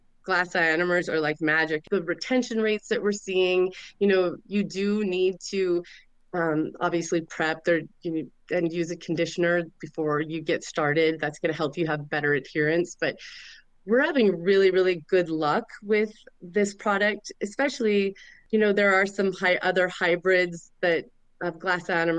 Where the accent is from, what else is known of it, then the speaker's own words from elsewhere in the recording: Montana, United States; I grew up born and raised in Montana